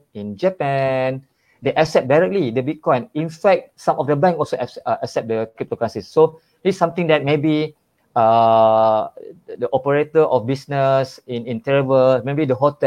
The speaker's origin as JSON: {"language": "English", "country": "Malaysia", "said": "I'm from Malaysia."}